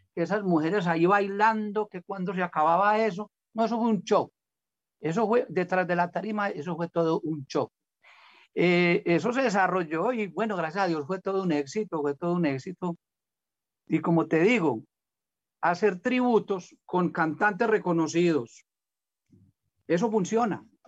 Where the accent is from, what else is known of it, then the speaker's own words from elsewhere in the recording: Colombia; acabo de salir con una canción de música popular aquí en mi tierra